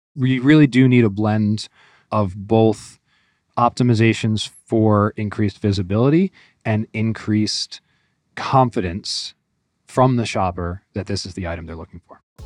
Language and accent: English; Northeast, United States; moved away as an adult; now in Northwest Arkansas, United States; I grew up in the Northeast